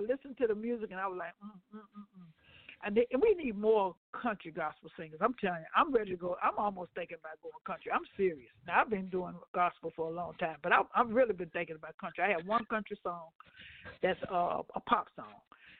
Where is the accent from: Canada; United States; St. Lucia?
United States; Ohio; He don't know that I'm from Ohio.